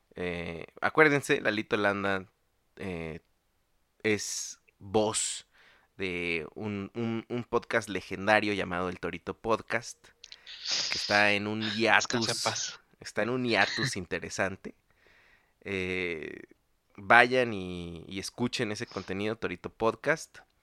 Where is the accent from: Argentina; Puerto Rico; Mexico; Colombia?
Mexico; como nosotros le decimos aquí en México